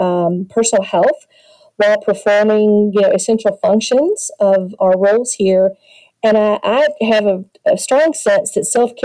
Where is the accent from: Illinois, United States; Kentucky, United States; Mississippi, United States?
Kentucky, United States; Louisville; my hometown of Louisville, Kentucky